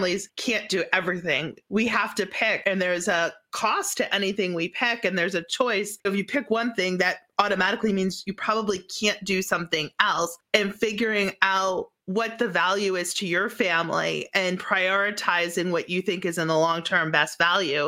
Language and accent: English; New England, United States; growing up in New England so close to the shore.